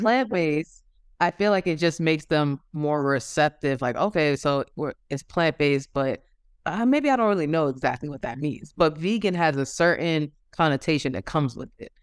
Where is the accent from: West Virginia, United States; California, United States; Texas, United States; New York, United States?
New York, United States; moved away as an adult; now in Georgia, United States; I'm originally from New York, but I am currently living in Georgia